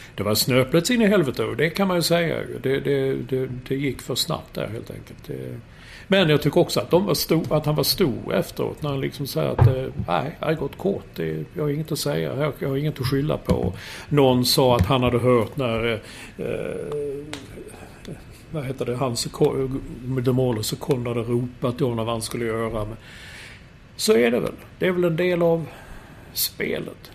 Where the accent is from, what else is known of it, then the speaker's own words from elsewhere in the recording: Sweden; som svensk